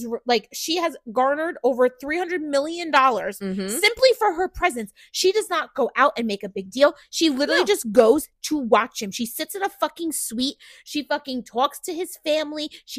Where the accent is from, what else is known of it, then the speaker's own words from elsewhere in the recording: New York, United States; we grew up in New York.